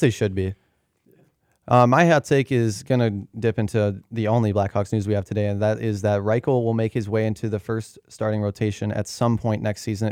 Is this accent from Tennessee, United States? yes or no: no; Southwest suburbs of Chicago, Illinois, United States; I'm from the Southwest suburbs